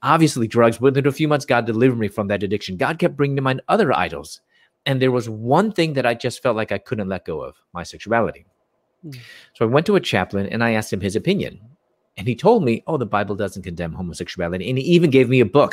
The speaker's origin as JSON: {"language": "English", "town": "Chicago", "region": "Illinois", "country": "United States", "also_born_or_lived": "Louisville, Kentucky", "moved": "as an adult", "said": "I'm from Chicago and mm. I moved from Chicago to Louisville, Kentucky"}